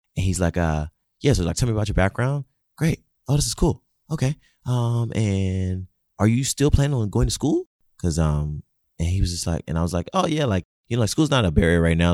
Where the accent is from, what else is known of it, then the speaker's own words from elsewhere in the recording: Nigeria; moved away; growing up in Nigeria